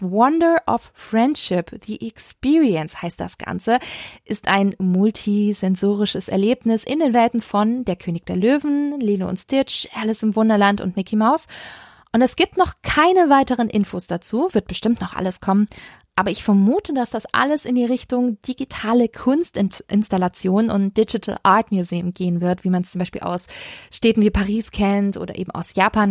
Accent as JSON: {"language": "German", "town": "Stuttgart", "region": "Baden-Württemberg", "country": "Germany", "tie": "born or raised there", "said": "Meine Heimatstadt Stuttgart"}